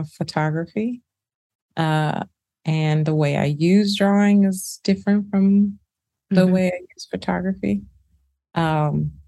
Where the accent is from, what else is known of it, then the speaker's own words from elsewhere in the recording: Birmingham, Alabama, United States; Birmingham, Alabama, where I'm from